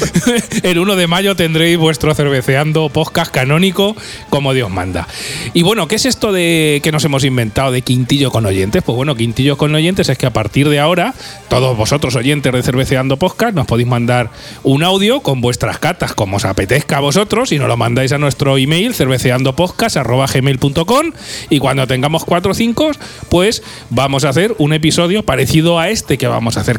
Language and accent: Spanish; Guadalajara, Castilla-La Mancha, Spain; now in Albacete, Spain; yo aparte soy de Guadalajara, hombre, que soy de allí de la tierra